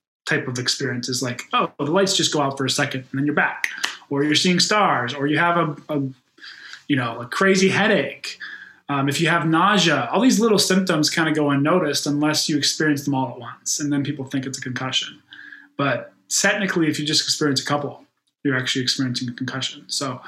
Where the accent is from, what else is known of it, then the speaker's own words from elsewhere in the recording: Pittsburgh, Pennsylvania, United States; moved away as an adult; also born or lived in Chicago; In Western Pennsylvania, in Pittsburgh, where I grew up, football is really king